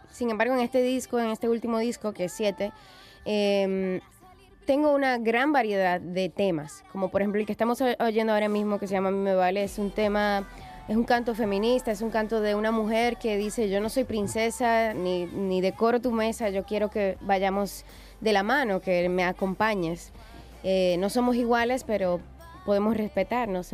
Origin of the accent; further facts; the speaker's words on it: Dominican Republic; soy cantautora, soy dominicana, soy madre